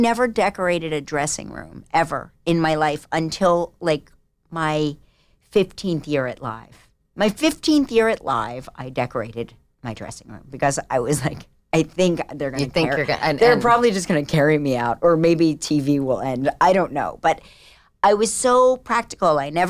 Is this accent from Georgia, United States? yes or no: no; New Jersey, United States; I was from the South of Jersey.